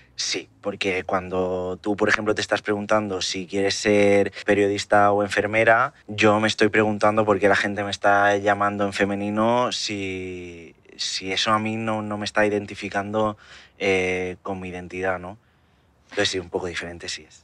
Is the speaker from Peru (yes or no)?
no; Barcelona, Catalonia, Spain; now in Terrassa, Spain; yo soy de Barcelona, vivo en Tarrasa, que es una ciudad que está muy cerca